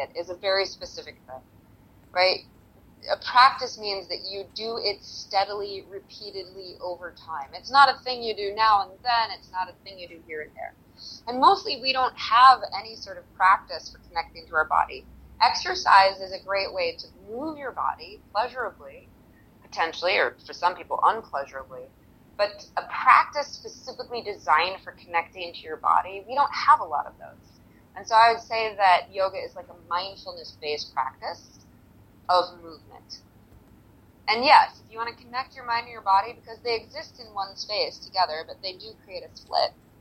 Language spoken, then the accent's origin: English; United States; as an American